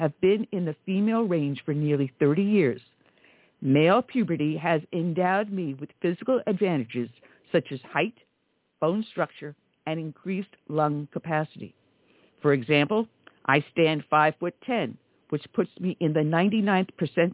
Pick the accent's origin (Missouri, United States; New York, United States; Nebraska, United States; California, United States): New York, United States; accent: New Yorker; if anyone doesn't know my dialect, then they don't know a New Yorker